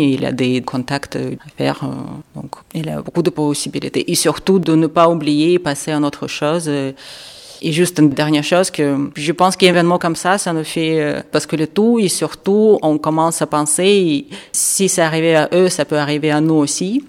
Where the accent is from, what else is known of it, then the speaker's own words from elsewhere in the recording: Kharkiv, Kharkiv Oblast, Ukraine; French is a second language; now in Marseille, France; je viens de Kharkiv